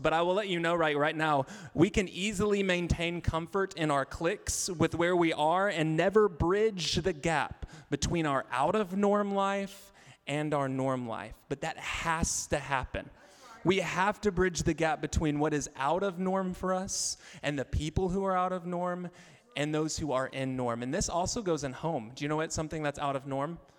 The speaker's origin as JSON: {"language": "English", "region": "Arkansas", "country": "United States", "moved": "yes", "said": "I'm from Arkansas"}